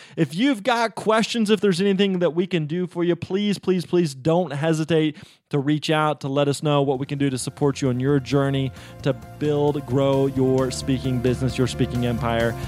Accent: Missouri, United States; I was actually born and raised in Missouri, lived there my entire life

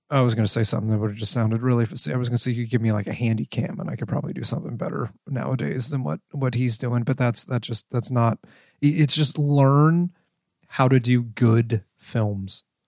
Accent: Ohio, United States; moved away as an adult; I grew up in Ohio. I left Ohio when I joined the military.

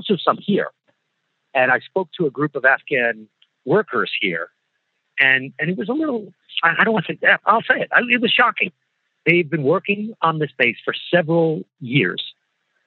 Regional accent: United States; as an American

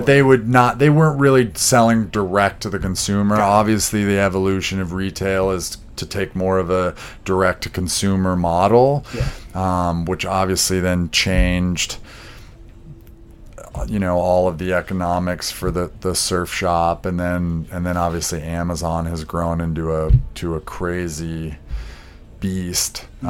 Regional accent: Big Sky, Montana, United States; also born or lived in San Diego; So I was born here in San Diego and went to school until I was 10, but my dad actually at the time was taking vacations up to Montana outside of Bozeman in a place called Big Sky

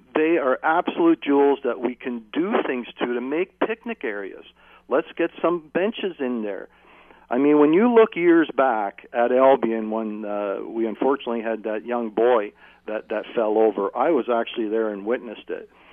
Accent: Hamilton, Ontario, Canada; being born and raised in Hamilton

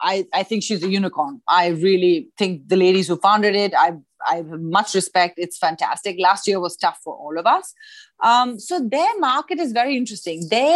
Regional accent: New Delhi, Delhi, India; So it's funny that when we met at school, I came from New Delhi.

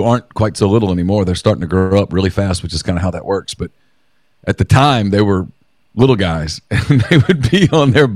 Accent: Ruston, Louisiana, United States; I grew up in Ruston, and Louisiana

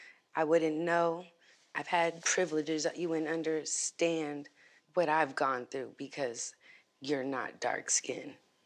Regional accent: the South, United States; growing up in the South

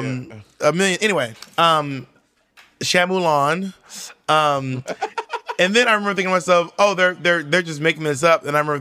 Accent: New York City, New York, United States; I'm from Washington Heights

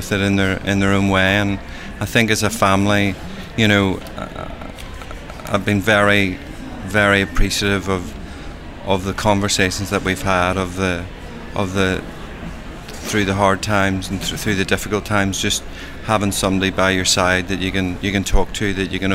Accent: Leicester, East Midlands, United Kingdom; I'm from Leicester in the UK

